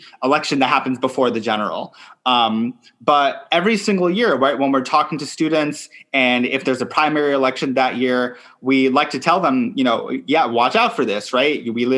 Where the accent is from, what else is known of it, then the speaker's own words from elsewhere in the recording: New York City, New York, United States; oh, okay, yes, the climate crisis affects me as a New Yorker and as a citizen of the world, right?